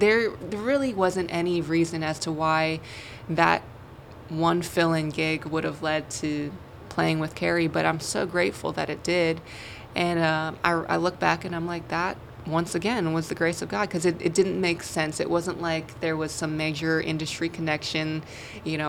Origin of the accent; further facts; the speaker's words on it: New York City, New York, United States; now in Nashville, United States; I grew up in Brooklyn, New York.